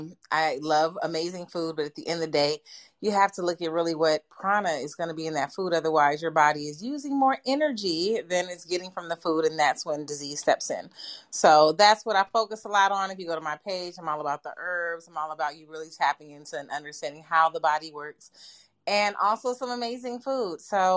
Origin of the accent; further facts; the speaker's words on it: California, United States; I am a native, like 2-3 generations native California. My family's been here 3 generations